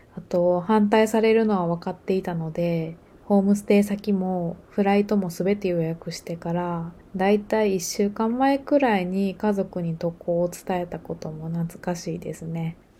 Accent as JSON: {"language": "Japanese", "country": "Japan", "tie": "born or raised there", "also_born_or_lived": "Osaka / Ireland", "moved": "as an adult", "said": "私は生まれ育ったその小さな村がとても好きで"}